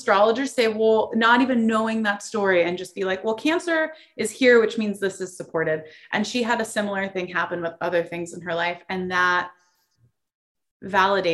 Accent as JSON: {"language": "English", "region": "South Florida", "country": "United States", "tie": "born or raised there", "also_born_or_lived": "East Coast", "moved": "as an adult", "lives_now": "San Diego, United States", "said": "I grew up in South Florida"}